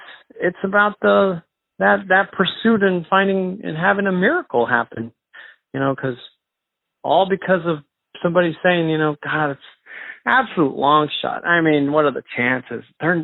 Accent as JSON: {"language": "English", "country": "Mexico", "tie": "born there", "said": "And I was born in Mexico, and I just thought I would take a DNA test"}